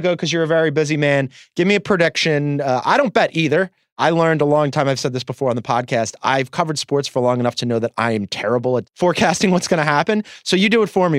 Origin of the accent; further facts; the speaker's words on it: Philadelphia, Pennsylvania, United States; my experience as a Philadelphian